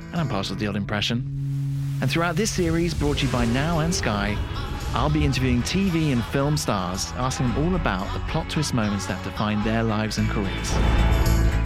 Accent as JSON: {"language": "English", "area": "Hampshire", "region": "South East England", "country": "United Kingdom", "said": "I'm from Hampshire"}